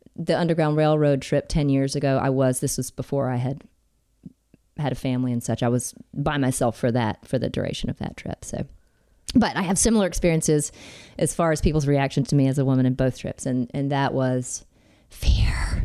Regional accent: Alabama, United States; I'm from Alabama, born and raised

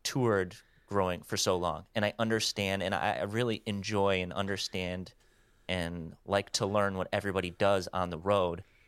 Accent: Wisconsin, United States; I'm from Wisconsin

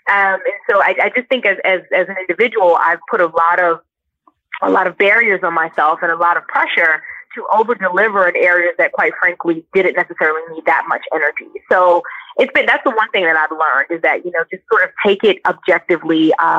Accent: Brooklyn, New York, United States; Well, I am from Brooklyn, New York.

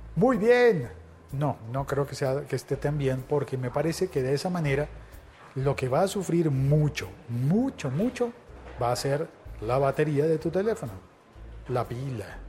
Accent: Colombia; en mi país, en Colombia

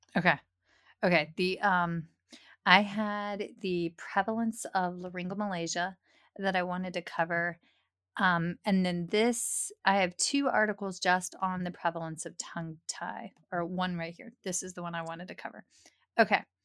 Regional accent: King George, Virginia, United States; My hometown is a small hometown.

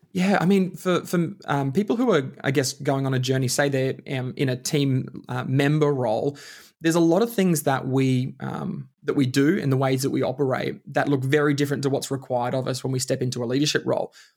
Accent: Bundaberg, Queensland, Australia; also born or lived in Alice Springs; now in Melbourne, Australia; we moved back to Bundaberg when I was about six years old, and then spent most of my life living in Bundaberg

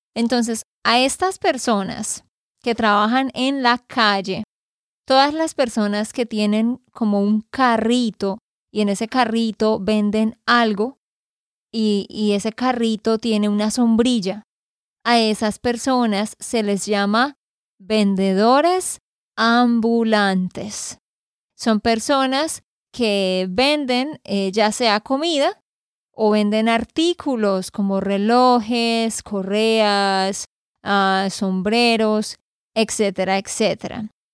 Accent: Santander, Colombia; de Santander, Colombia

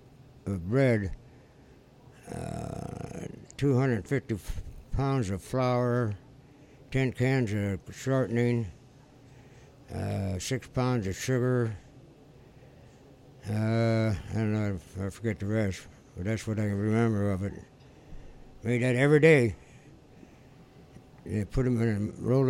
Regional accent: Hammond, Indiana, United States; I've been in this area all my life.

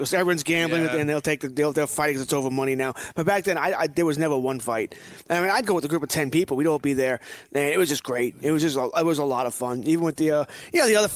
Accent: Nassau County, New York, United States; now in Suffolk County, United States; I grew up in Nassau County

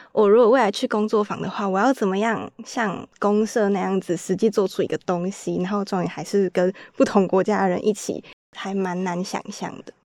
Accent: Taiwan; 我来自台湾

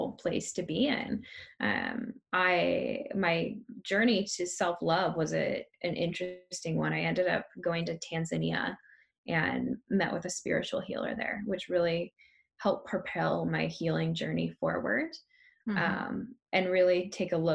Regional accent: Tonasket, Washington, United States; I grew up in Tenasket and I took pigs to the county fair

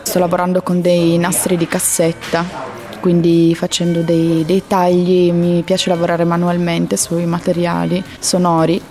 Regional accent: Turin, Piedmont, Italy; io che sono di Torino

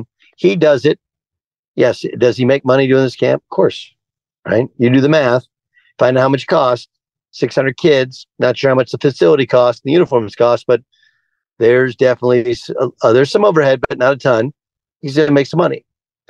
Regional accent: Orange County, California, United States; I grew up in Orange County. Orange County is south of Los Angeles.

